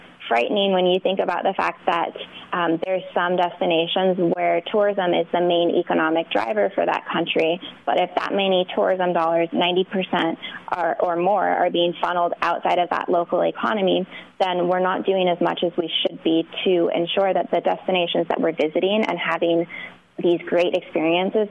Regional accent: New York City, New York, United States; I'm a New Yorker

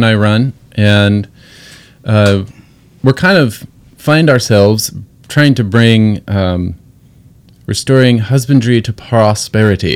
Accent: Washington, United States; I am from Washington State. I live on an island with my family

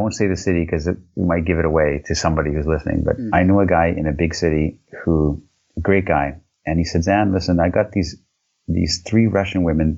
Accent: Canada; I'm this Canadian dude

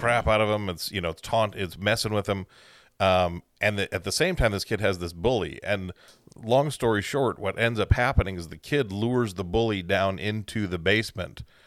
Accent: Central Time Zone, United States; Growing up in the Central Time Zone

